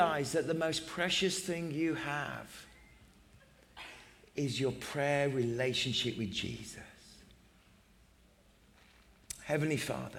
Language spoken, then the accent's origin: English; England, United Kingdom; I'm English